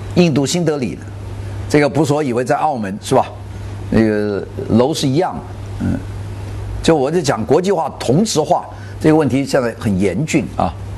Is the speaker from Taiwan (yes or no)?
no; China; 我们中国人